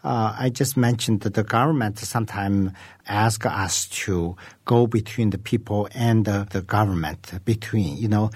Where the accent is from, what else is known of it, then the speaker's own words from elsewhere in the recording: Qinghai, China; So actually, we're from Eastern Tibet, which is today we could call the Qinghai province.